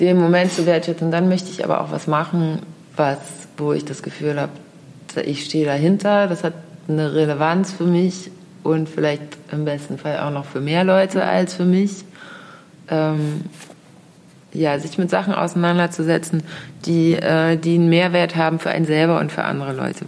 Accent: Hamburg, Germany; dass ich hier in Hamburg geboren bin, Absolut, in Eimsbüttel

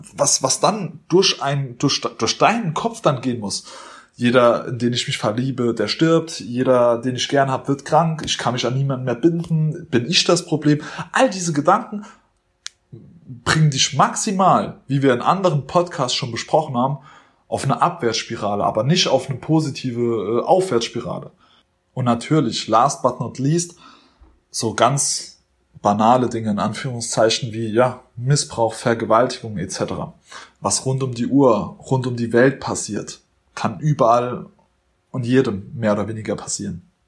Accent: Germany; wir Deutsche

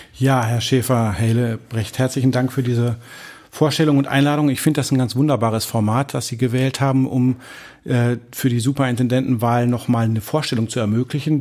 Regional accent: Dortmund, North Rhine-Westphalia, Germany; moved away as an adult; also born or lived in France / Paris; ich bin in Dortmund aufgewachsen, im schönen Dortmund, im Dortmunder Süden

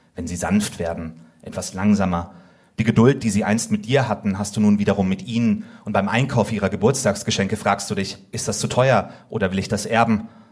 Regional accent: Finland; ich bin auch Finne.

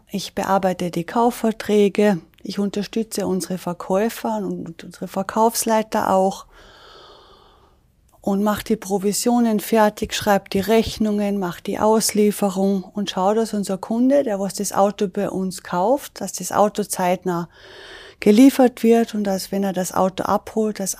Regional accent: Salzburg Land, Austria; moved away as an adult; now in Hamburg, Germany; Ich komme ursprünglich aus dem schönen Salzburger Land in Österreich und habe Anfang 2010 meinen Mann beim Skilaufen kennengelernt, habe mich meinem Mann verliebt und bin kurze Zeit später ihm nach Hamburg gefolgt.

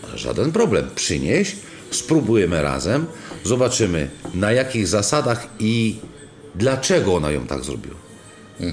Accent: region near Rome, Lazio, Italy; now in Poland; ja osobiście y, pochodzę z regionu pod Rzymem

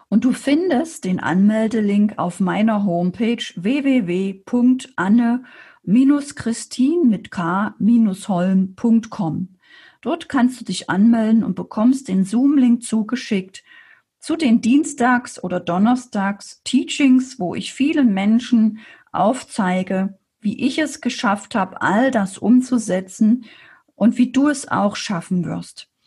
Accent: Saxony, Germany; now in Erding, Germany; als Sachse alleine in, in Erding in Bayern

